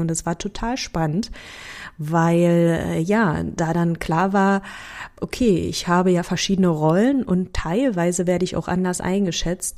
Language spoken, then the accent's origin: German; Germany; accent: Berliner; also born or lived in Sopron, Hungary; als ich acht war, sind wir dann nach Deutschland gezogen